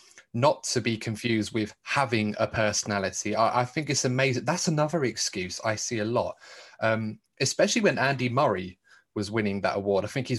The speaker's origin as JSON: {"language": "English", "country": "United Kingdom", "said": "as a British fan"}